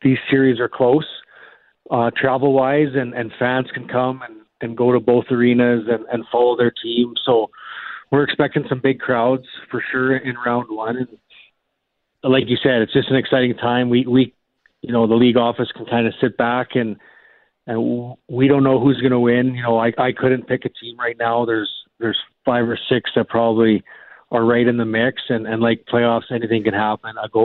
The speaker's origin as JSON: {"language": "English", "town": "Brandon", "region": "Manitoba", "country": "Canada", "tie": "born or raised there", "said": "I grew up in Brandon"}